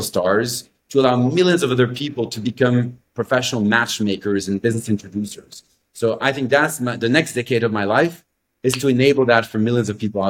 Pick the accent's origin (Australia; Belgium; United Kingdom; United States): Belgium; I grew up in Belgium. So I'm French-speaking, Belgian-American.